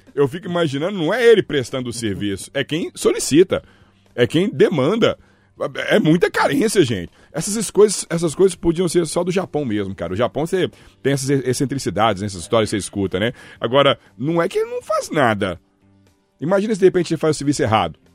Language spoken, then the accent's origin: Portuguese; Belo Horizonte, Minas Gerais, Brazil; Eu também sou brasileiro, mineiro, belo-horizontino